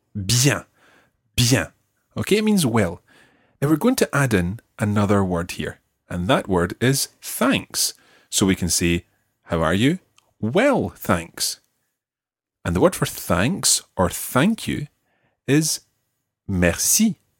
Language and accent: English; Scotland, United Kingdom; we are Scottish